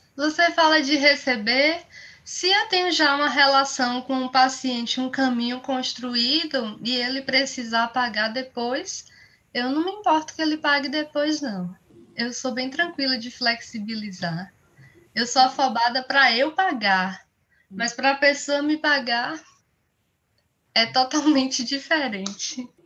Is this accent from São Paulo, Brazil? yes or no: no; Bahia, Brazil; eu sou nordestina, sou baiana